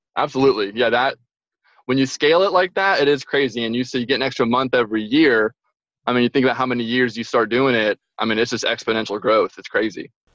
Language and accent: English; Franklin, Tennessee, United States; moved away as an adult; now in Albany, United States; I'm originally from Nashville, Tennessee. Um, there's a little town called Franklin, just south of Nashville.